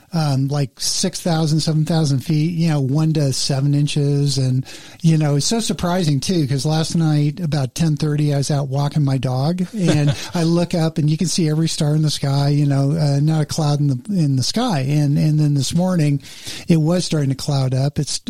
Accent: Los Angeles, California, United States; I grew up in the San Fernando Valley

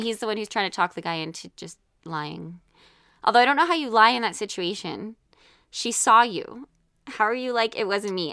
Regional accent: Canada; I'm the Canadian

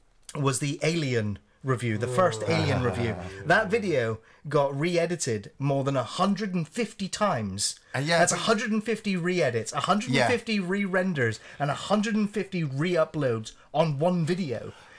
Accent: United Kingdom; To learn the ins and outs and know my legal standing on YouTube as a British person

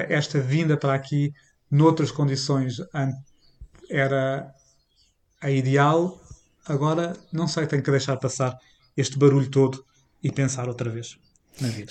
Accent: Portugal

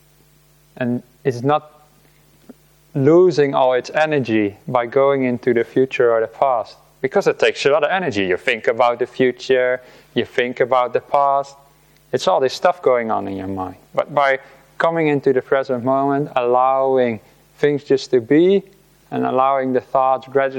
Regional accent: Rotterdam, South Holland, Netherlands; moved away; also born or lived in Delft; I grew up in the Netherlands, and I lived in the city of Rotterdam most of my life

